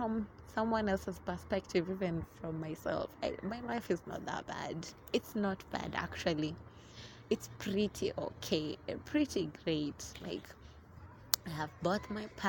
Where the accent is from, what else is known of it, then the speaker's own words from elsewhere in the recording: Mombasa, Mombasa County, Kenya; now in Nairobi, Kenya; originally, I'm from Mombasa